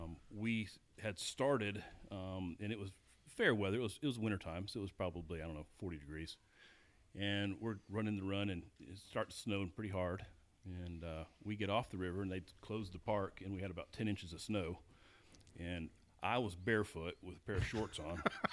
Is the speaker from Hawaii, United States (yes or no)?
no; Waterloo, Iowa, United States; born there; Well, I was born in Waterloo, Iowa.